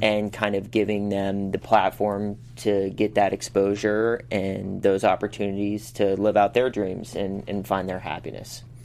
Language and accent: English; Pittsburgh, Pennsylvania, United States; moved away as an adult; now in Los Angeles, United States; I come from Pittsburgh, like I said, it's a very blue collar town.